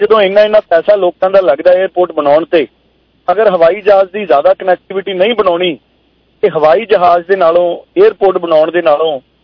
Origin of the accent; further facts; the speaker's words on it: Punjab, India